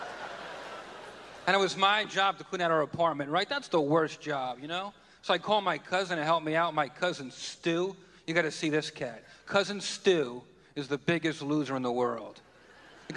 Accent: New York, United States; I'm from New York

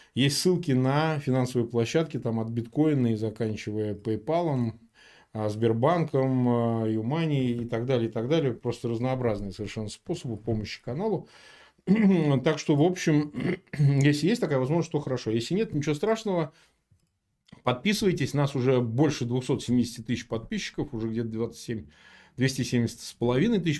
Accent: Samara, Samara Oblast, Russia; Я родился в Самаре, в прежнем Куйбышеве.

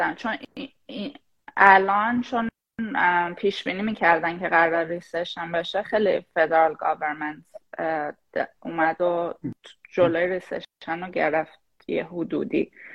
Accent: Shahrud, Semnan, Iran; moved away as an adult; also born or lived in Tehran; now in United States; شاهرودم شاهرودم برای اون کسایی که نمیدونن یه شهر توی استان سمنان

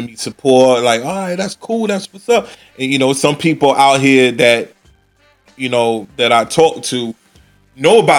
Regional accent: New York City, New York, United States; moved away; I was born in Brooklyn

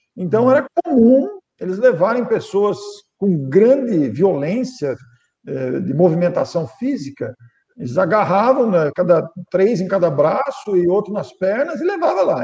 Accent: Mineiros do Tietê, São Paulo, Brazil; now in Matão, Brazil; Passei toda a minha infância, adolescência, mocidade, passei lá.

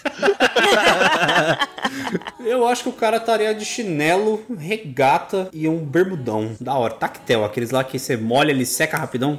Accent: Brazil; nós somos brasileiros, então a gente caga mesmo

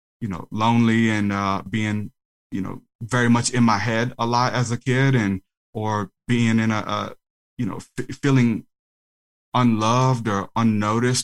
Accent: New Orleans, Louisiana, United States; also born or lived in Houma; I'm from New Orleans

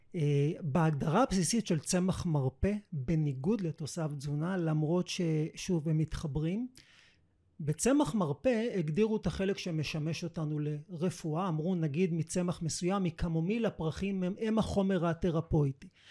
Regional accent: Israel; שבאתי מישראל

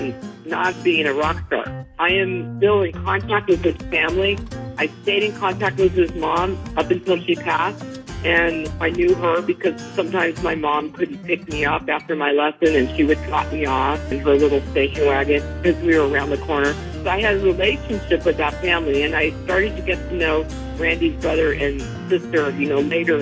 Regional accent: Los Angeles, California, United States; I grew up in the Valley in North Hollywood.

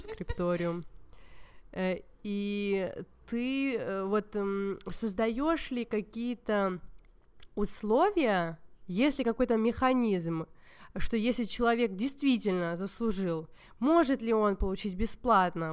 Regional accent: Georgia; хотя я вообще из Грузии

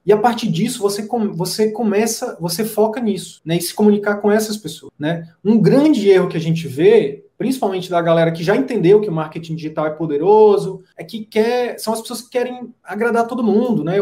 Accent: interior of Piauí, Brazil; moved away; eu vim do interior do interior do Piauí.

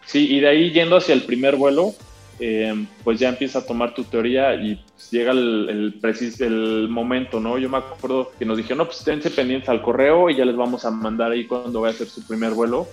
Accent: León, Guanajuato, Mexico; moved away as an adult; also born or lived in Guadalajara; yo soy nacido en León, Guanajuato, yo nací el 8 de octubre del 93.

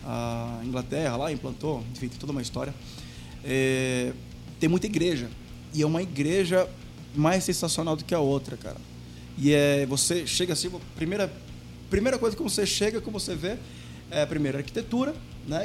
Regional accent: Brazil; moved away as an adult; eu saí do Brasil para trabalhar numa pizzaria brasileira

